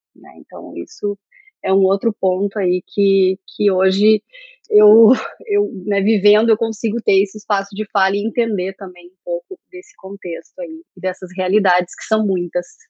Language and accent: Portuguese; interior of Rio Grande do Sul, Brazil; moved away; also born or lived in Pelotas; eu sou do interior do Rio Grande do Sul